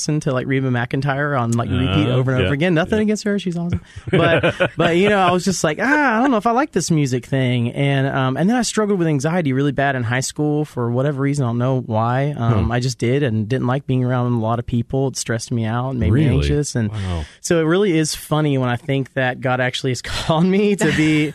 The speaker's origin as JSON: {"language": "English", "town": "Marietta", "region": "Georgia", "country": "United States", "tie": "born or raised there", "said": "Born and raised in Marietta, Georgia"}